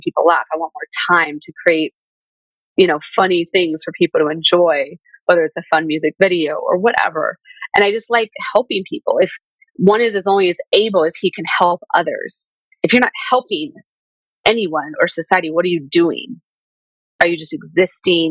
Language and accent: English; Southern California, United States; growing up in Southern California